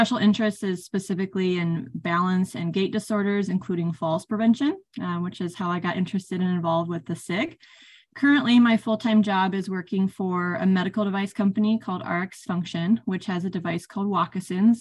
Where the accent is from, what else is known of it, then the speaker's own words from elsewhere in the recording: California, United States; moved away as an adult; also born or lived in Iowa / Minnesota; I grew up in California area